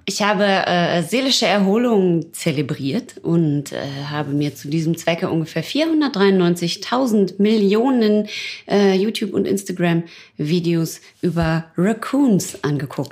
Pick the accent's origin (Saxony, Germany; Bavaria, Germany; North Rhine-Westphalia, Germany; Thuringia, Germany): North Rhine-Westphalia, Germany; Ruhr area; ich komme ja aus dem Pott